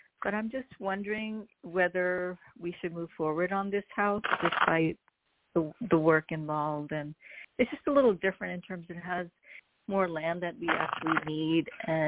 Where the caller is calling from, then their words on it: New Jersey, United States; from New Jersey.